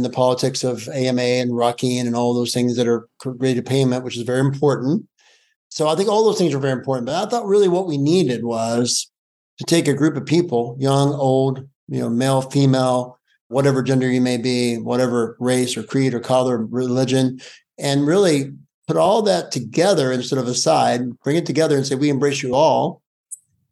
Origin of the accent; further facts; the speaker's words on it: Appalachia, United States; I grew up in Appalachia as a poor coal miner's son